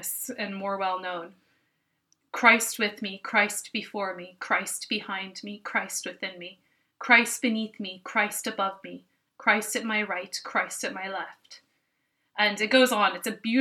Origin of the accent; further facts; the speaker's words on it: United States; now in Ireland; I am an American, but I do live here